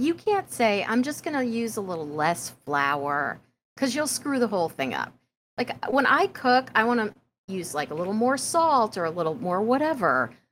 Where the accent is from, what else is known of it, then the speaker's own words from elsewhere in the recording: Prairie Village, Kansas, United States; moved away; When I was growing up in Prairie Village, Kansas, we had a grocery store name called Balls.